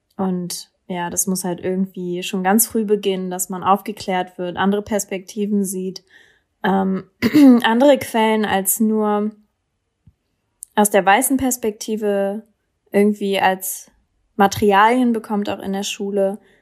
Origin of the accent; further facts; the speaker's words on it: Berlin, Germany; ich komme aus Berlin.